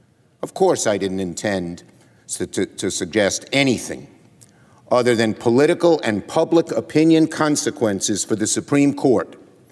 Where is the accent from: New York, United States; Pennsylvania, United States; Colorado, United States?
New York, United States; New York City; I'm from Brooklyn. We speak in strong language.